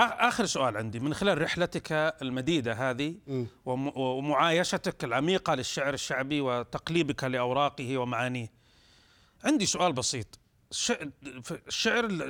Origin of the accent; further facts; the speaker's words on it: Saudi Arabia; احنا كسعوديين